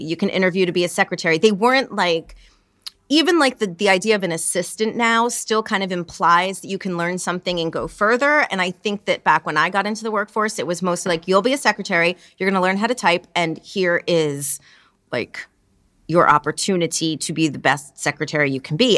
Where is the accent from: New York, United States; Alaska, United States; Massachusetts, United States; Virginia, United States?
New York, United States; as a New Yorker